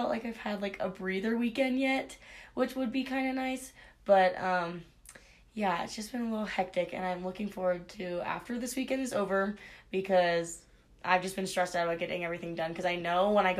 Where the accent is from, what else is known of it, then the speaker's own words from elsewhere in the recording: Mesa, Arizona, United States; from Mesa, Arizona